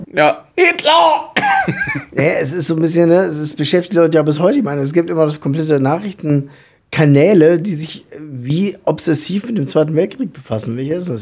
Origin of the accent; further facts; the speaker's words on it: southern Lower Saxony, Germany; ich komme aus dem Südniedersächsischen, was ja mal dem alten Königreich Hannover angehört und auch eigentlich dialektfrei ist